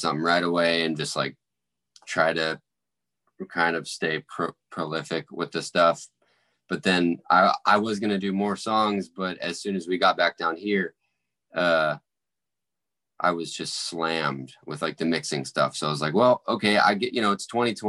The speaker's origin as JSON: {"language": "English", "town": "St. Augustine", "region": "Florida", "country": "United States", "tie": "born or raised there", "also_born_or_lived": "Nashville, Tennessee", "moved": "as an adult", "said": "Like I actually grew up here. I went from preschool all the way to college here in my hometown, which is St. Augustine, Florida"}